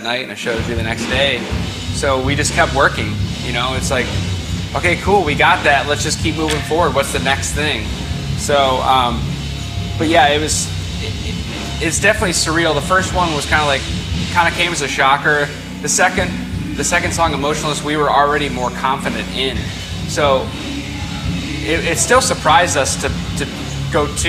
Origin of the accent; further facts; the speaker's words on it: Akron, Ohio, United States; We're from Akron, Ohio, which is just about 2 hours north